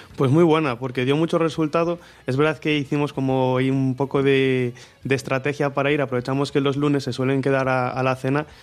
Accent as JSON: {"language": "Spanish", "town": "Marín", "region": "Galicia", "country": "Spain", "said": "soy de Marín, como, como dicen, soy el pequeño de cuatro hermanos"}